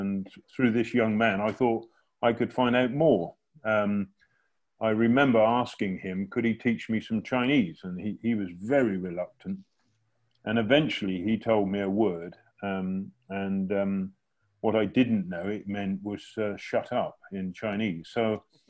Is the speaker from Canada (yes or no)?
no; England, United Kingdom; moved away as an adult; at school when living in England